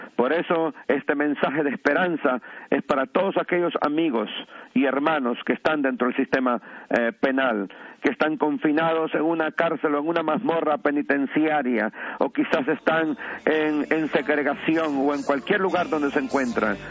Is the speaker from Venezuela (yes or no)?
no; La Ceiba, Atlántida, Honduras; now in New York, United States; soy natural de Honduras, del bello puerto de La Ceiba